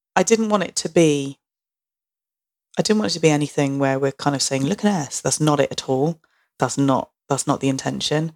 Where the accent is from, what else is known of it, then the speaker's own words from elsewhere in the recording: Barry, Wales, United Kingdom; I felt about growing up in Barry